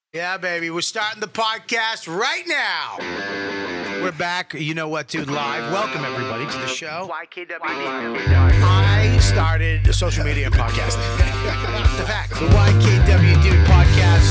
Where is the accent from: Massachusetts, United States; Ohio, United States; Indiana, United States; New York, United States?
Massachusetts, United States; Medford; when I grew up in Medford